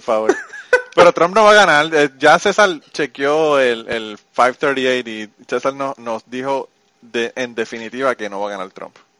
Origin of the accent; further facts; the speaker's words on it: Puerto Rico; moved away as an adult; yo me fui de Puerto Rico en el 2002. Me mudé para acá.